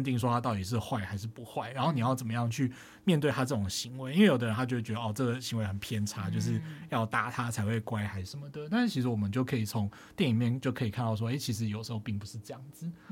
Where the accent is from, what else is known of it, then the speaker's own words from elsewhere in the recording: Tainan, Taiwan; 自己是在台南长大的。然后呃，其实就是更精确一点说，其实我是在那个呃庙街附近长大的，就是呃，其实我家就是那种左边有一间庙，右边有一间庙的那种状态。